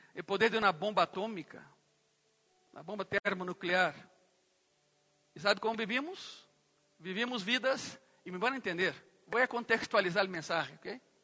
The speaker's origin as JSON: {"language": "Portuguese", "town": "Goiânia", "region": "Goiás", "country": "Brazil", "tie": "born or raised there", "said": "Eu cresci em uma cidade em Brasil, que é a capital de um estado ganadero"}